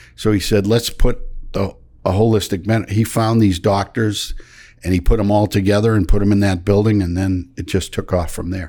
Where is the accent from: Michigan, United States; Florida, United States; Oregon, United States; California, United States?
Michigan, United States; moved away; I grew up in Michigan on a dairy farm